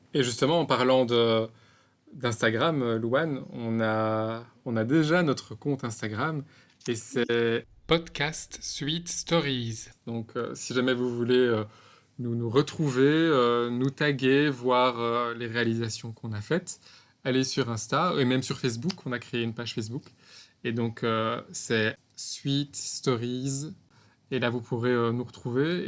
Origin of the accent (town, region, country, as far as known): Belgium; moved away as an adult; now in Bangkok, Thailand